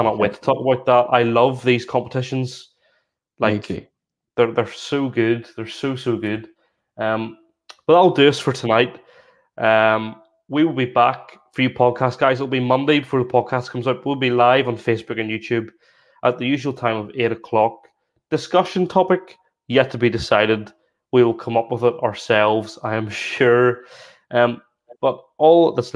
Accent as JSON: {"language": "English", "area": "Northern Irish", "region": "Northern Ireland", "country": "United Kingdom", "said": "we're both Northern Irish"}